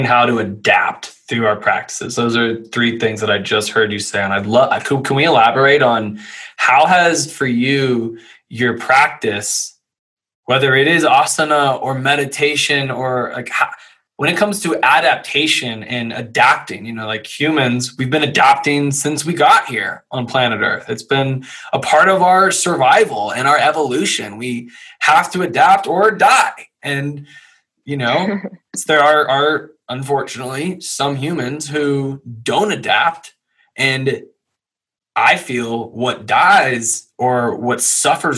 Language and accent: English; Louisville, Kentucky, United States; moved away as an adult; I grew up in Louisville, Kentucky.